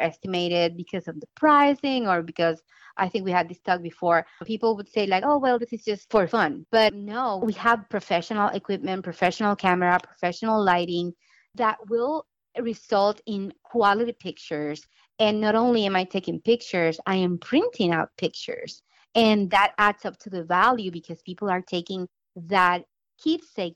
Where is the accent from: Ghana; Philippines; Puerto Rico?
Puerto Rico; moved away as an adult; now in Fort Walton Beach, United States; I was born in Puerto Rico many years ago